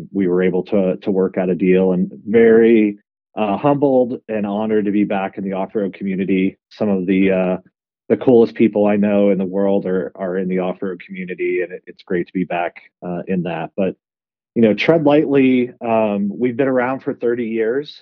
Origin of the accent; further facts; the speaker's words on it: New England, United States; moved away; also born or lived in Tioga County, Pennsylvania / Greenville, South Carolina; I'm actually Pennsylvania born, Tioga County, up in the Pennsylvania Grand Canyon. And then I grew up in New England